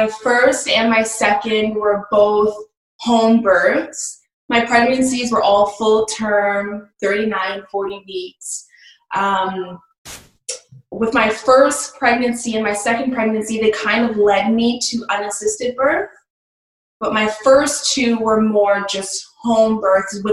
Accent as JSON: {"language": "English", "town": "Toronto", "region": "Ontario", "country": "Canada", "said": "I'm from Canada, Ontario"}